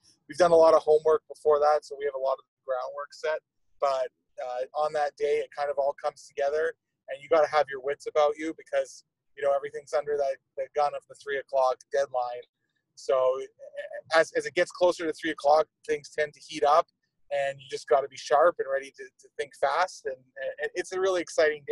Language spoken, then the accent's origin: English; Toronto, Ontario, Canada; moved away as an adult; also born or lived in Denver, Colorado; now in Columbus, United States; I grew up in Toronto